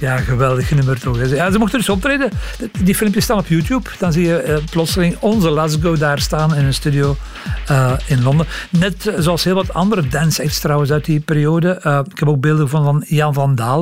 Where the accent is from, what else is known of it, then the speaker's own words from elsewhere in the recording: Belgium; als Belgen